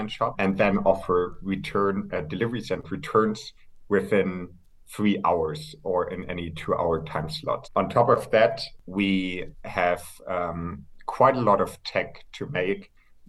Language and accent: English; Hamburg, Germany; moved away as an adult; also born or lived in near Frankfurt, Germany / United Kingdom; now in Berlin, Germany; I'm originally from Hamburg, grew up there, grew up close to Frankfurt for a couple of years as well. Moved to the UK for my studies